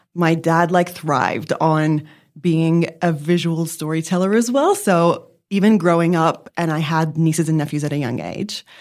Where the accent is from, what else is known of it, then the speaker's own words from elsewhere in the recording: Lebanon; also born or lived in New York; now in Melbourne, Australia; I grew up in Lebanon